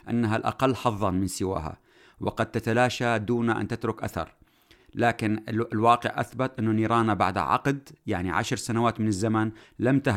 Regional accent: Syria; نقدر نفرض كسوريين الحل اللي نحن بدنا اياه كشعب سوري في كل المناطق

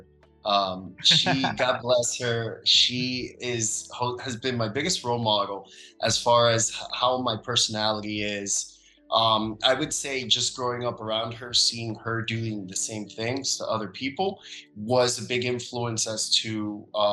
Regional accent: Miami, Florida, United States; also born or lived in Dominican Republic; I'm originally from the Dominican Republic, grew up in the United States in Miami, Florida

